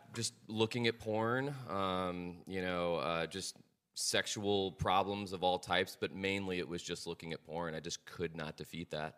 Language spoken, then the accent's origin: English; Dallas, Texas, United States; I'm from here, Dallas, Texas